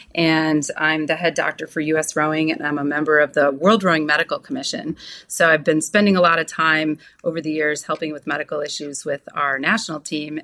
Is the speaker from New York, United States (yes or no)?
yes; Orchard Park, New York, United States; also born or lived in Buffalo, New York; I was born in Buffalo, New York. I grew up in Orchard Park, home of the Bills